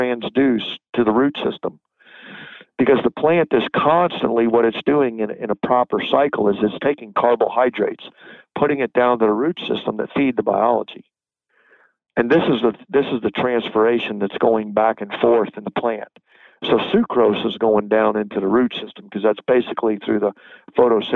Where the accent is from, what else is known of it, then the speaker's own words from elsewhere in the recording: Florida, United States; now in North Carolina, United States; I was born in Florida.